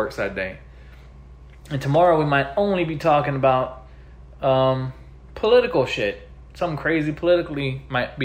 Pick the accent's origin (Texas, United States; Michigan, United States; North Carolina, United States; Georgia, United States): Texas, United States; we're from Texas